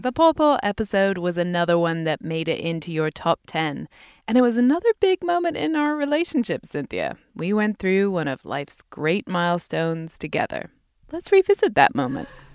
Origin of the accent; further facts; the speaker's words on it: California, United States; now in Pennsylvania, United States; I grew up in California, having never heard of pawpaws, then moved to Pennsylvania